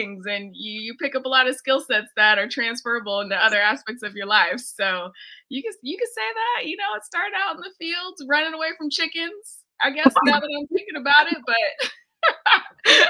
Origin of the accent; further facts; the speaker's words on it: Fresno, California, United States; my upbringing in Fresno, California